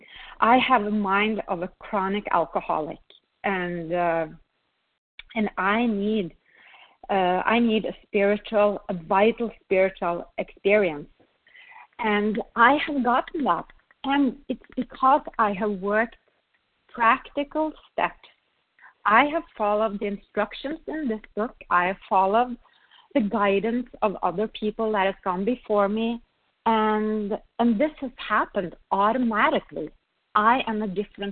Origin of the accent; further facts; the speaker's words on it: Norway; moved away; I come from Norway, a small little country up north where we think very little of ourselves. I came to this country